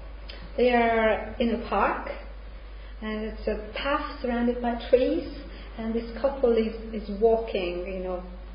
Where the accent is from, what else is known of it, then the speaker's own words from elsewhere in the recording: Hungary; English is a second language; I'm from Hungary.